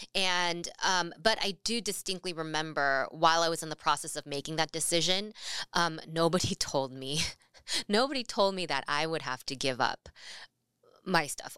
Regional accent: California, United States; moved away as an adult; now in Seattle, United States; possibly make it back to California

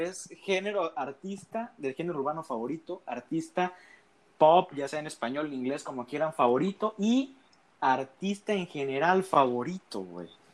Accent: Veracruz, Mexico; now in Tabasco, Mexico; Soy tabasqueño porque nací aquí, güey, pero yo a temprana edad me fui a vivir a Veracruz.

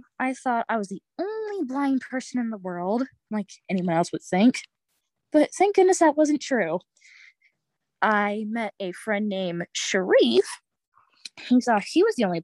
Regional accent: Winston-Salem, North Carolina, United States; now in Westfield, United States; I'm from Winston-Salem, North Carolina, but live in Westfield, Massachusetts

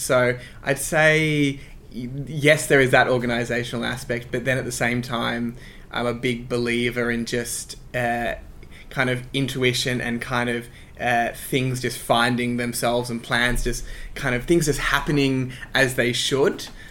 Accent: Sydney, New South Wales, Australia; also born or lived in Croydon Park / North Strathfield; i grew up in ashfield in um, the inner west of sydney

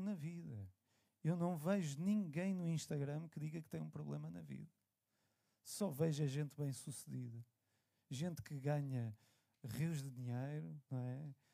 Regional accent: Lisbon, Portugal; eu sou nascido e criado aqui em Benfica, na calçada do Tejal

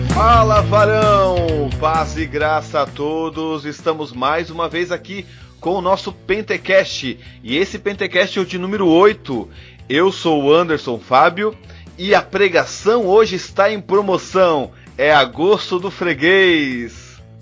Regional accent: Blumenau, Santa Catarina, Brazil; eu também sou de Blumenau.

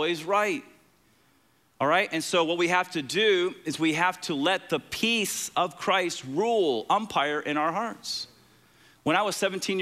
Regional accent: Tampa, Florida, United States; I'm from Tampa

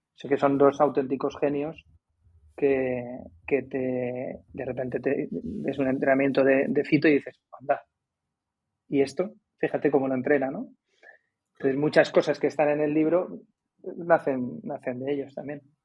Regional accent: Madrid, Community of Madrid, Spain; moved away as an adult; also born or lived in Alicante; now in Cádiz, Spain; yo nací en Alicante en el un 29 de diciembre de 1971 y por motivos laborales de mis padres me tuve que ir a Madrid más o menos en los años 80 y pocos, muy pocos

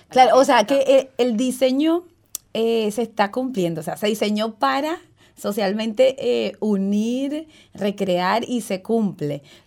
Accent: Ocumare de la Costa de Oro, Aragua, Venezuela; nosotros nacimos en Venezuela, en un estado que se llama Aragua, y el pueblo se llama Ocumare de la Costa de Oro

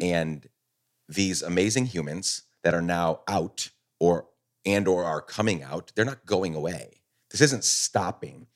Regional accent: Guatemala; also born or lived in New York, United States; now in United States; I was born in New York, grew up, my dad's a Guatemalan immigrant, grew up in Guatemala

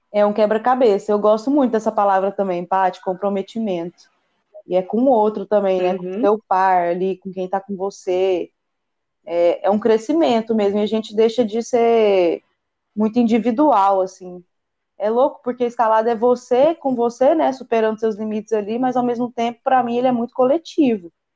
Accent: Goiânia, Goiás, Brazil; Eu sou de Goiânia

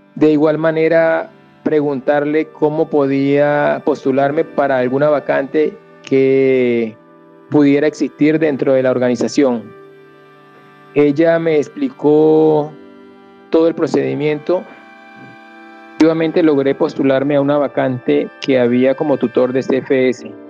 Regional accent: Venezuela; moved away as an adult; also born or lived in Yopal / Boyacá; now in Colombia; si era venezolano. Al responderles que sí

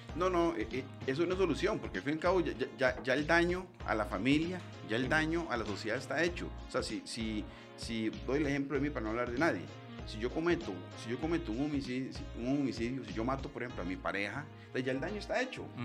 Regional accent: Costa Rica; los costarricenses y las personas que viven en nuestro país

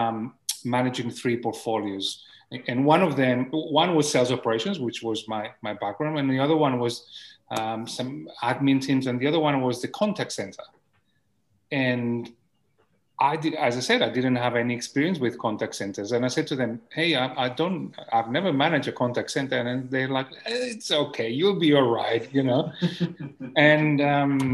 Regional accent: Barcelona, Catalonia, Spain; English is a second language; moved away; I was born in Barcelona in the 1970s

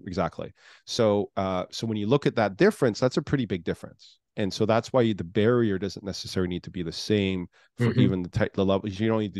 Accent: Canada; now in United States; originally I'm from Canada. I've lived all over the world.

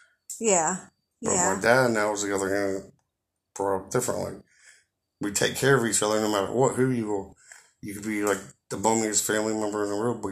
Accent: Pittsburgh, Pennsylvania, United States; Garfield, and then moved to Bloomfield, and moved back to Garfield, then Stanton Heights with my grand. Then when I was old enough, I moved back to Garfield

